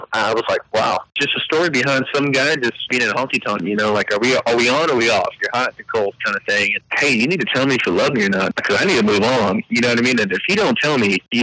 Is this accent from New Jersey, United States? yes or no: no; Edinburg, Texas, United States; also born or lived in Austin, Texas; my aunt and uncle helped raise me down here in South Texas in Edinburgh